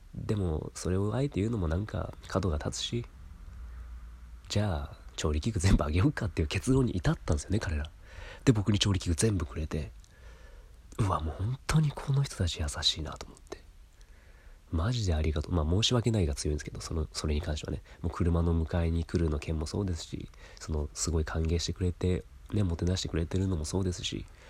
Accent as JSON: {"language": "Japanese", "country": "Japan", "said": "日本人がいるっていう珍しい状態"}